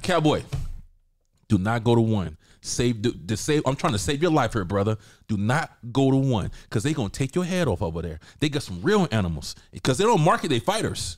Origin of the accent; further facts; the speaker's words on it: the South, United States; I'm from the South. That's a normal black girl in the South.